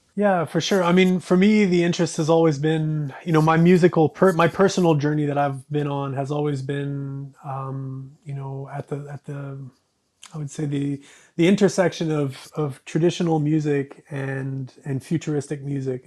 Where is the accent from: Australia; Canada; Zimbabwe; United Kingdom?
Canada; growing up in Canada